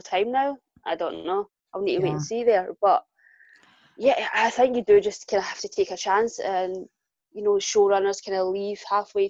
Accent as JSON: {"language": "English", "town": "Glasgow", "region": "Scotland", "country": "United Kingdom", "tie": "born or raised there", "accent": "Glaswegian", "said": "Born and raised in Glasgow"}